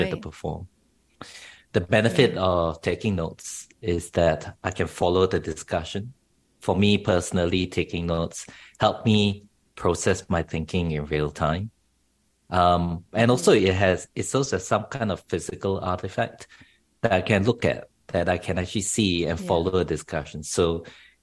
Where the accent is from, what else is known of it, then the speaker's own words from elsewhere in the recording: Singapore; moved away as an adult; now in Australia; I grew up in Asia, in Singapore specifically